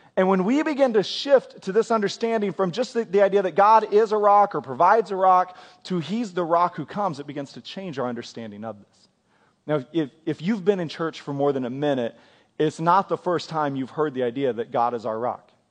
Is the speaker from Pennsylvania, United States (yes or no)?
no; Kansas, United States; now in Oklahoma, United States; I grew up in Kansas